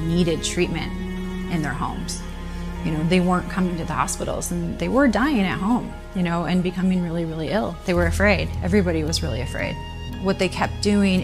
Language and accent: English; Tampa, Florida, United States; I'm from Tampa, Florida.